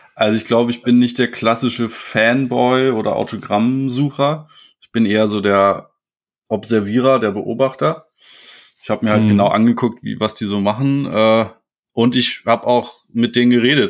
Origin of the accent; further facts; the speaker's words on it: Berlin-Potsdam commuter belt, Brandenburg, Germany; ich komme aus dem Speckgürtel Berlin-Potsdam, also bin jetzt nicht wirklich in der großen Stadt aufgewachsen, aber halt nahe.